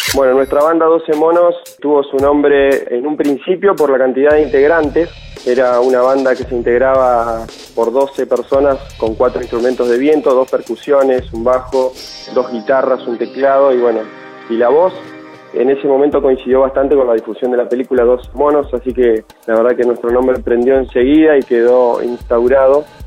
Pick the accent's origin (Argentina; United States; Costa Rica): Argentina; Paraná, Entre Ríos; Somos una banda de Paraná, Entre Ríos.